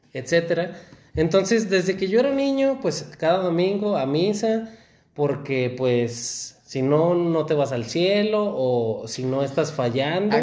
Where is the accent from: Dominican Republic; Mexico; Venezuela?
Mexico; Aguascalientes; mi cultura en la que crecí, en México, en Aguascalientes